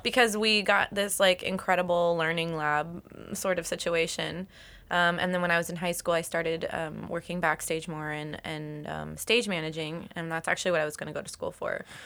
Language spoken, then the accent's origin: English; Lexington, Kentucky, United States; moved away; I'm from Kentucky.